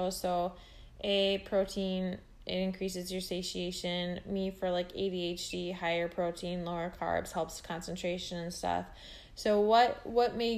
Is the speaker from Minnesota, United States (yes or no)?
yes; Minnesota, United States; now in California, United States; I'm from Minnesota. I'm currently in California right now, but I'm from Minnesota